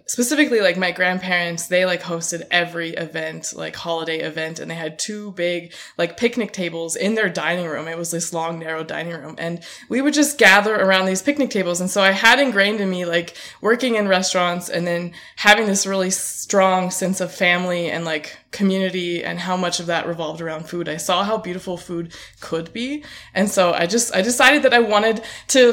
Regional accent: Auburn, California, United States; I'm from Auburn, California

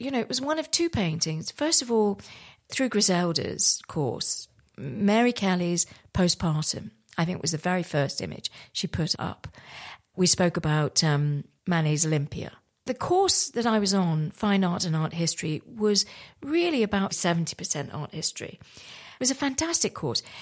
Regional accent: Santiniketan, West Bengal, India; moved away; I was born in India, in West Bengal, in a place called Shanthaniketan

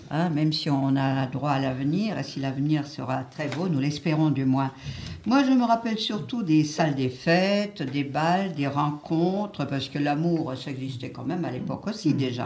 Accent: Béning, Grand Est, France; mon village natal de Bénin

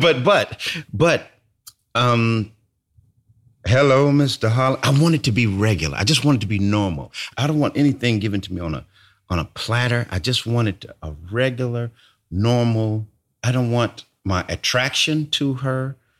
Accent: California, United States; moved away as an adult; also born or lived in Brooklyn; I moved away from California

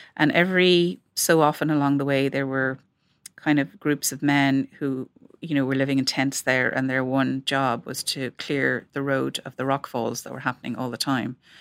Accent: Ireland; accent: Irish; moved away as an adult; also born or lived in London; from my accent that I'm Irish.

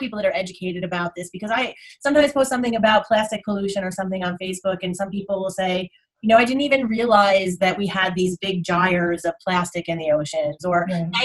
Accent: United States; I grew up right outside of Manhattan

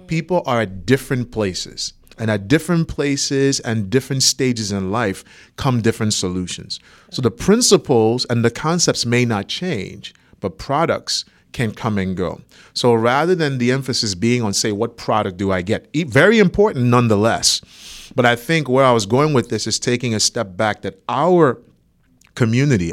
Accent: Nigeria; moved away as an adult; also born or lived in Boston, Massachusetts, United States; now in United States; I was, uh, born in Boston, Massachusetts, raised in Nigeria, so I'm Nigerian

